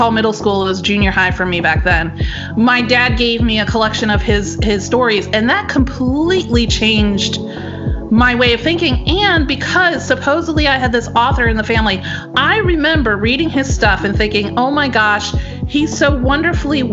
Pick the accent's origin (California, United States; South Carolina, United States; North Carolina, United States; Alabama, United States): North Carolina, United States; moved away as an adult; also born or lived in Florida / Washington State / Naples, Italy; my home state of North Carolina